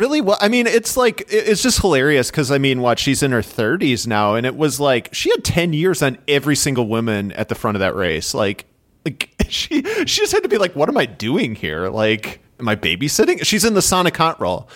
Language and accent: English; Midwest, United States; accent: nasally Midwestern; my nasally Midwestern accent